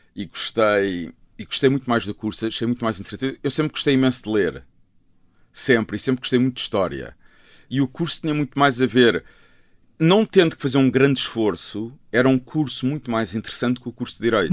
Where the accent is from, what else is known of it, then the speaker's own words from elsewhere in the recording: Lisbon, Portugal; also born or lived in Luanda, Angola / Azores / London; now in Malveira da Serra, Portugal; a minha infância foi crescer em Miraflores e Algés e depois no Restelo. Foi isso, sempre vivi em Lisboa